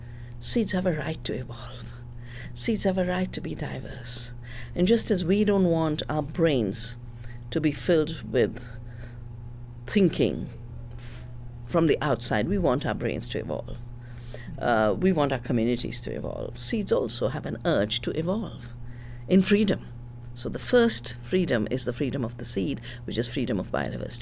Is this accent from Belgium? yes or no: no; the Himalaya, India; moved away as an adult; also born or lived in Canada; I'm from the Himalaya